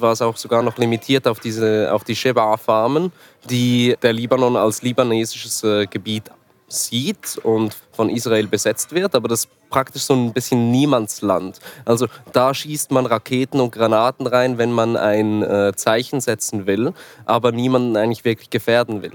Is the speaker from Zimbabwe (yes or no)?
no; Switzerland; Ich bin äh, Schweizer Journalist und Dokumentarfilmer